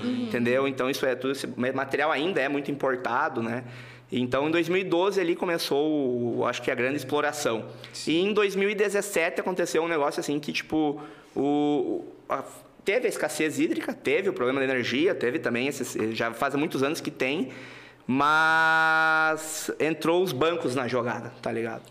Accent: Santa Rosa, Rio Grande do Sul, Brazil; also born or lived in Passo Fundo / Santo Cristo; eu sou de Santa Rosa, Rio Grande do Sul

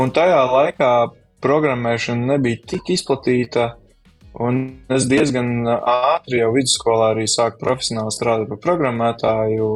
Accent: Kuldīga, Kuldīga Municipality, Latvia; es nāku no Kuldīgas

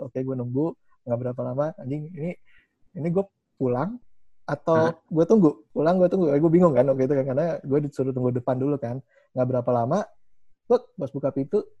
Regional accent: Indonesia; gue cuma benar-benar gue dari Indonesia

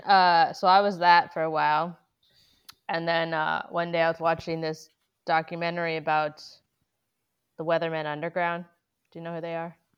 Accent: Massachusetts, United States; my hometown where I grew up in Massachusetts

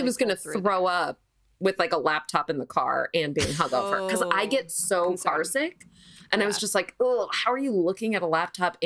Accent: upstate New York, United States; moved away as an adult; now in Los Angeles, United States; I'm from upstate New York, and then I lived in New York City for 10 years, and now I live

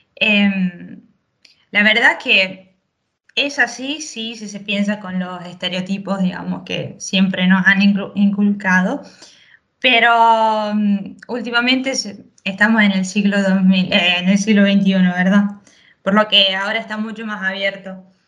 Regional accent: Chaco, Argentina; Yo nací en Chaco, Argentina, norte

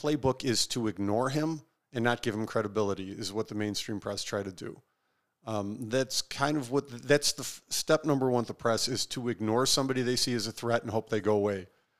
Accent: Maryland, United States; And I'm from Maryland anyway.

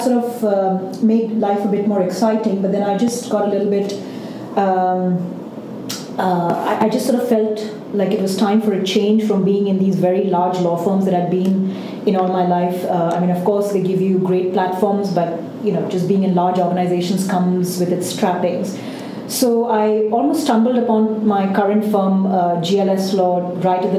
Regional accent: India; I grew up in India

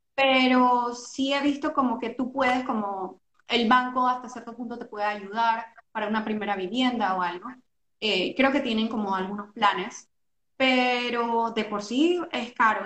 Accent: Panama; moved away as an adult; now in Norway; nosotros que somos panameños, somos creo que los únicos panameños

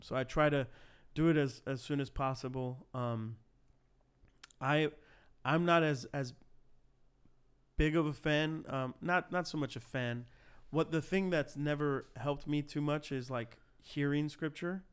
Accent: Cicero, Illinois, United States; start a church plant in my hometown of Cicero

